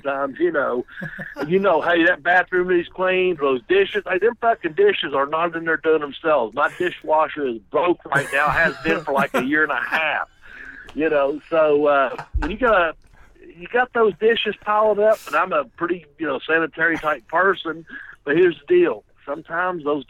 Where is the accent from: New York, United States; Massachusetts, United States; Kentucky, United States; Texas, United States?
Kentucky, United States; accent: southern; I'm in Kentucky, and if you detect the southern accent, that's because I'm a fucking from Kentucky